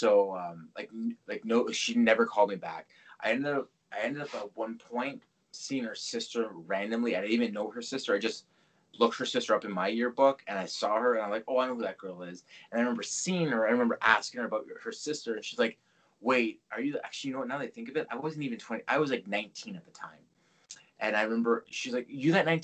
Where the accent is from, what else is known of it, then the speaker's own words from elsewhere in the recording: Mississauga, Ontario, Canada; I grew up Streetsville